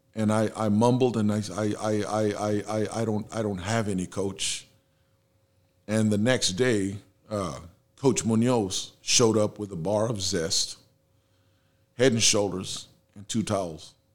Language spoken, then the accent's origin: English; San Antonio, Texas, United States; first language Spanish; English is a second language; also born or lived in Houston, United States; that's where I grew up and, you know, I've been here, born and raised